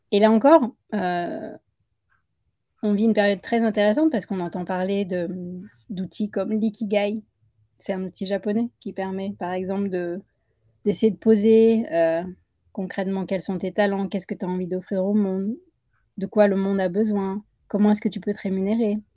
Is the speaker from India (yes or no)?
yes; Puducherry, India; also born or lived in Paris region, France; now in France; à Pondichéry. C'est là où j'ai grandi.